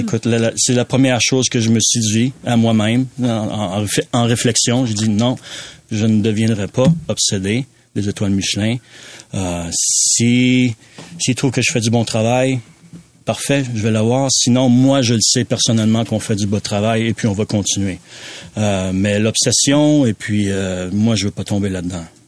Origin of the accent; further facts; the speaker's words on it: Quebec, Canada; moved away; also born or lived in Western Canada; je suis né au Québec, donc mon grand-père avait une cabane à sucre, euh, mon oncle avait une cabane à sucre, mon père maintenant une cabane à sucre